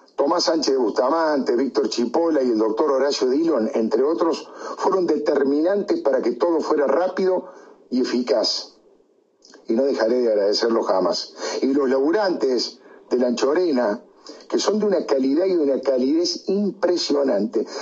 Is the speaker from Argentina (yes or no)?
yes; Córdoba, Argentina; Como buen cordobés